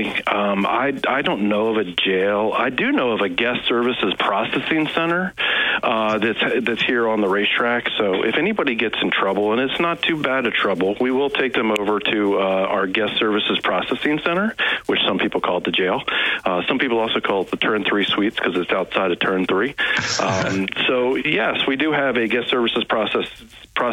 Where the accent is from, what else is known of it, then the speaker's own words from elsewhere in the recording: Washington, District of Columbia, United States; moved away; I grew up in the Washington, D.C. area